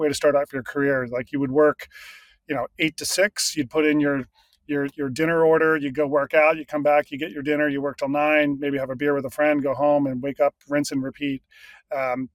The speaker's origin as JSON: {"language": "English", "area": "Philadelphia area", "region": "Pennsylvania", "country": "United States", "tie": "born or raised there", "also_born_or_lived": "Los Angeles, United States", "moved": "as an adult", "lives_now": "Portland, United States", "said": "I was born in Philadelphia, grew up about 30 miles outside of the city"}